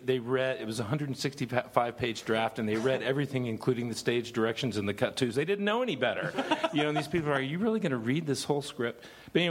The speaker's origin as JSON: {"language": "English", "town": "Dallas", "region": "Texas", "country": "United States", "tie": "born or raised there", "said": "I grew up in Dallas with the Wilson brothers"}